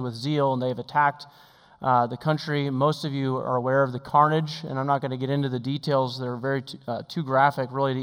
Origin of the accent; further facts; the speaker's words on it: Oregon, United States; I grew up in Oregon also.